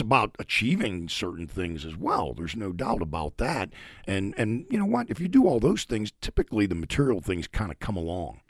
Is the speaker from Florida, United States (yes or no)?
no; Pittsburgh, Pennsylvania, United States; I'm originally from Pittsburgh